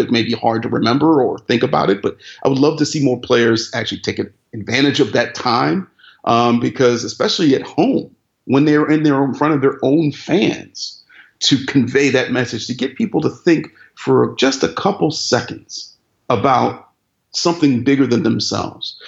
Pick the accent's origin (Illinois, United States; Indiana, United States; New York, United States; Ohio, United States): Ohio, United States; Cleveland; my hometown, Cleveland